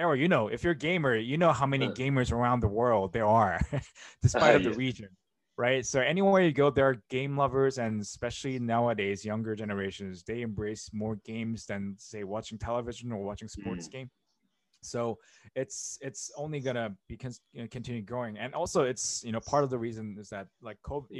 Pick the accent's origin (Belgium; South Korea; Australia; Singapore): South Korea; moved away as an adult; now in Tokyo, Japan; I'm originally coming from South Korea, and from my point of view, it really started from in the 90s, and I was growing up there with, you know, StarCraft